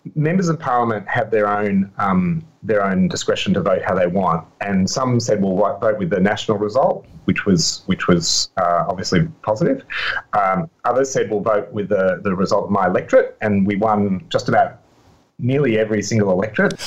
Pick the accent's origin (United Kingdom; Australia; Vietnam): Australia; I'm Australian